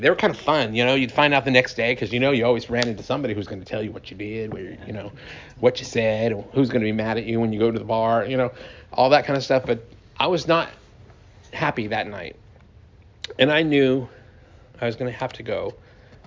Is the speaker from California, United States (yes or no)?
yes; Sacramento, California, United States; moved away as an adult; also born or lived in Detroit, Michigan; now in Austin, United States; Sacramento, California, my hometown